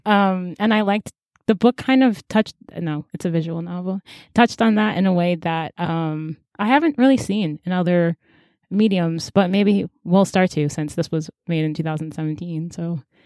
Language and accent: English; United States; I was born in America